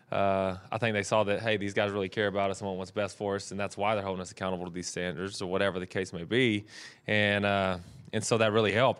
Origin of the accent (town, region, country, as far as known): Texas, United States; moved away as an adult; now in California, United States